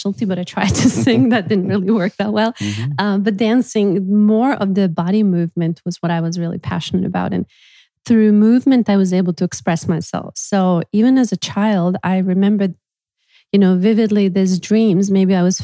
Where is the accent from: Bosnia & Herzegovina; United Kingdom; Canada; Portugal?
Bosnia & Herzegovina; English is a second language; moved away; moving back to my hometown, just like not too far from Sarajevo